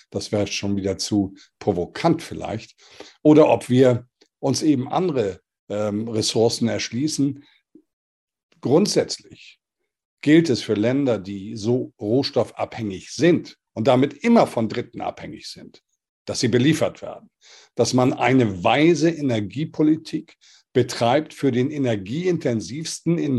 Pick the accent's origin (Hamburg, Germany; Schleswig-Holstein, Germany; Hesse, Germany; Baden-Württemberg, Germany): Hamburg, Germany; Ich bin in Europa groß geworden. Ich bin Hamburger Jung, deutsche Nation, europäischer Prägung